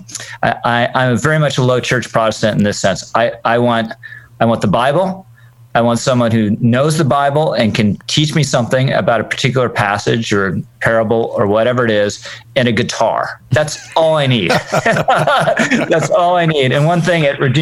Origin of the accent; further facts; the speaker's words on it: Virginia, United States; moved away as an adult; now in New York, United States; I was originally from Virginia